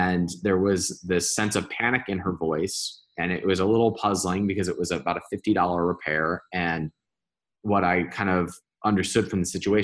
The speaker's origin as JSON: {"language": "English", "town": "Cleveland", "region": "Ohio", "country": "United States", "tie": "born or raised there", "also_born_or_lived": "Indiana", "moved": "yes", "said": "I grew up in Cleveland, Ohio"}